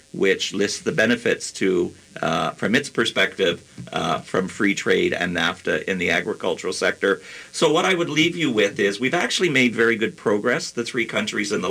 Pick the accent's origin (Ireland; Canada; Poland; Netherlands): Canada; as a Canadian